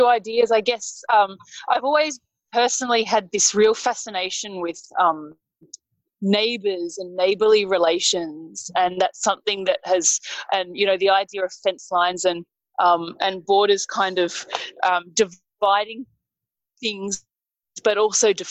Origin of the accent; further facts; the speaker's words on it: Sydney, New South Wales, Australia; I'm a writer from Sydney